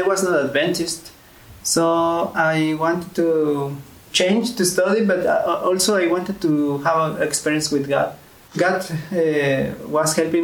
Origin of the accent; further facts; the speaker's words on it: a small city in Tlaxcala, Mexico; moved away as an adult; also born or lived in Egypt / Lebanon; I'm from Mexico, in a small city